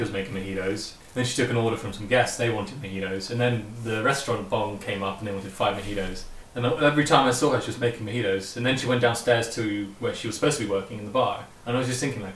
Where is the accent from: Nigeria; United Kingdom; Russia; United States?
United Kingdom; England; me being English